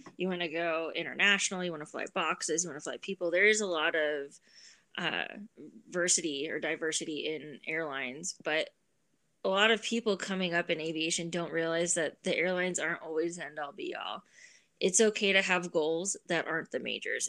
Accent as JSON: {"language": "English", "town": "San Bernardino", "region": "California", "country": "United States", "tie": "born or raised there", "said": "Growing up in Southern California, living five minutes away from San Bernardino"}